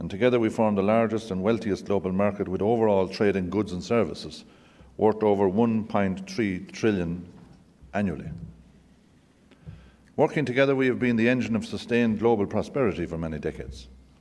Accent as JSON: {"language": "English", "country": "Ireland", "said": "as an Irishman coming to the United States, you feel very much at home."}